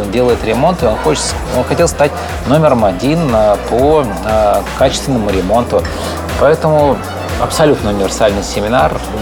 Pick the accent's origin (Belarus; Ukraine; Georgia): Ukraine; Odesa, Odesa Oblast; moved away; я сам одессит